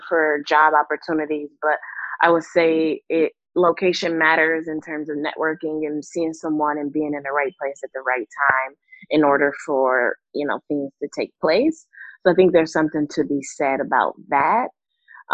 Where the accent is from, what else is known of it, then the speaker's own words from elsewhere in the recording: United States; I was born here in the States